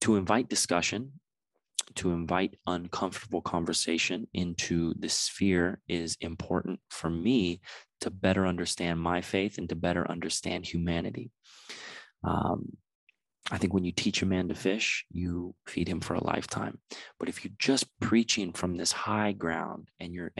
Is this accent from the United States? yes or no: yes; San Diego, California, United States; now in Los Angeles, United States; I'm from San Diego